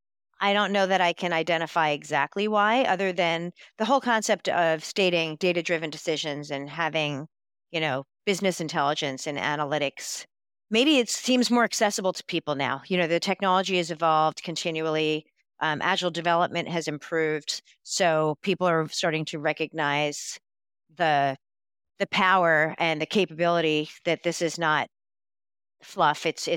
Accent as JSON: {"language": "English", "region": "New York", "country": "United States", "said": "I'm a New Yorker. I can talk really fast."}